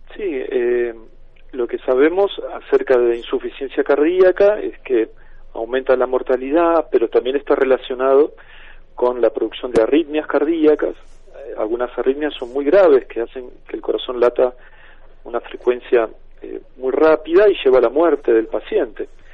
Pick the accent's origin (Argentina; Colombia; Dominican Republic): Argentina; como Buenos Aires, en mi país